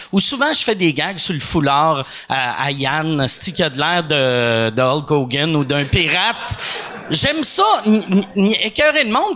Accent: Montreal, Quebec, Canada; le monde me demandait d'où tu viens. Je disais Montréal

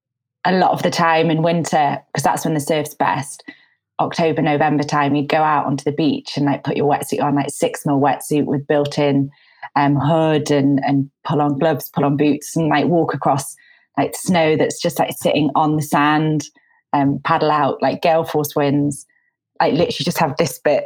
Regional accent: Tynemouth, North East England, United Kingdom; moved away as an adult; now in London, United Kingdom; So I grew up here in Tynemouth, and I'm actually just up here at the moment. I live down in London, but when there was sort of an ease in the restrictions around lockdown, I came back up 2 weeks ago.

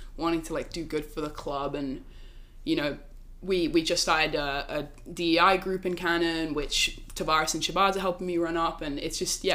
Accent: Oxford, South East England, United Kingdom; moved away as an adult; now in Princeton, United States; I'm from Oxford in England

